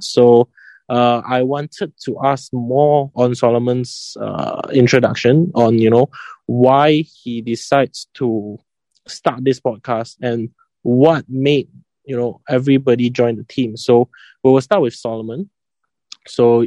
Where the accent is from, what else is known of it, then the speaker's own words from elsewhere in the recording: Kuala Lumpur, Malaysia; I come from KL and I study in a Chinese private school for high school